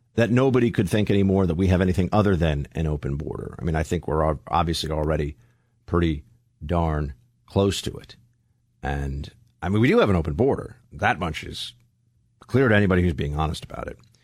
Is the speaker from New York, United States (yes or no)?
yes; New York City, New York, United States; moved away as an adult; now in Alabama, United States; I'm from New York City